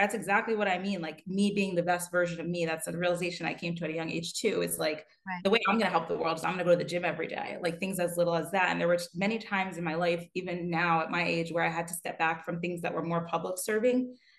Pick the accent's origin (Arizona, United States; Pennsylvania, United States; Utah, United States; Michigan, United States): Pennsylvania, United States; now in New York, United States; I'm from Pennsylvania originally